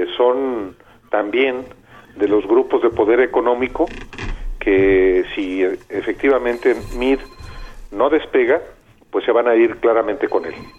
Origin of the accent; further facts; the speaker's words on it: Lagos de Moreno, Jalisco, Mexico; moved away; Yo soy de Lagos de Moreno, Jalisco